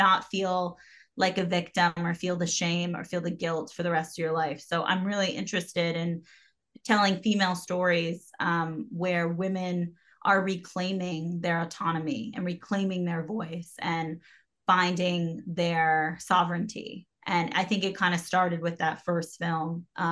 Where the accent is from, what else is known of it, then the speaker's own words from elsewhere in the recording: New York City, New York, United States; I'm from New York. So when I moved back to the city